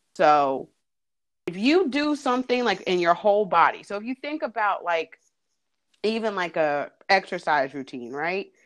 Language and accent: English; New Jersey, United States; moved away as an adult; now in North Carolina, United States; I am originally from New Jersey, but have been in North Carolina since 2001. Uh, I came to college down here and stayed